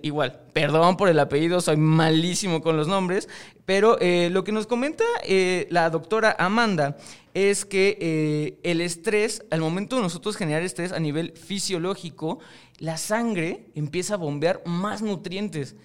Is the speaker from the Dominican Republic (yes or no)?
no; Mexico; yo estoy en México y soy mexicano y obviamente me crié dentro de una cultura mexicana